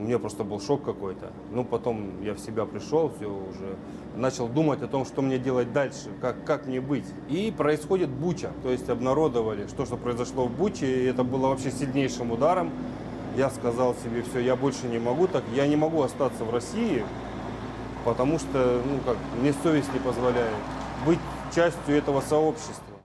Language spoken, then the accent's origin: Russian; Ukraine; also born or lived in Russia; now in Kyrgyzstan; хотя я украинец и рожден был на Украине